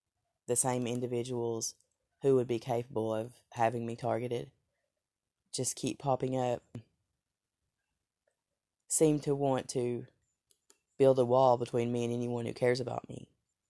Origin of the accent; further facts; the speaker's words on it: Tennessee, United States; accent: Southern; It kind of began to overcome my southern accent